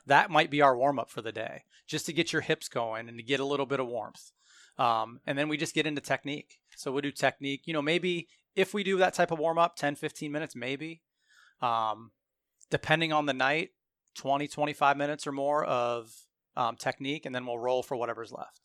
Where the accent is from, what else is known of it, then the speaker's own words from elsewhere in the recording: Hartville or Randolph area, Portage County, Ohio, United States; I grew up around the Hartville or Randolph area